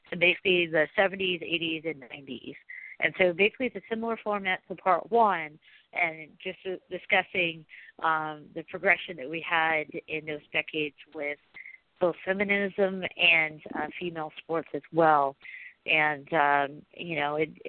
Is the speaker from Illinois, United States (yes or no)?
no; Oregon, United States; when I was growing up in Oregon, we didn't have an NFL team.